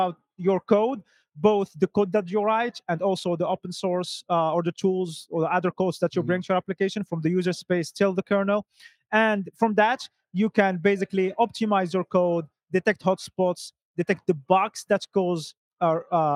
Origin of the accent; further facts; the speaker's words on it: Morocco; now in Stockholm, Sweden; I'm originally from Morocco, lost now in the cold and dark Stockholm, Sweden